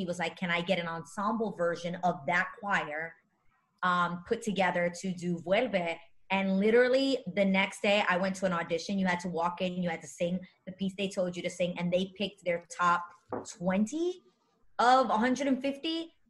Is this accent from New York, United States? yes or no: yes; New York City, New York, United States; I am a true Manhattanite, New Yorker, born and raised in the Lower East Side.